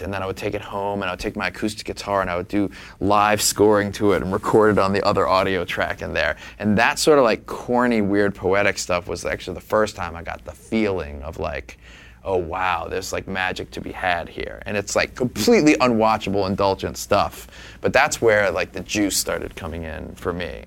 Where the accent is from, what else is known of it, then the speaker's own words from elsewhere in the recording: New Orleans, Louisiana, United States; Jay and I grew up in New Orleans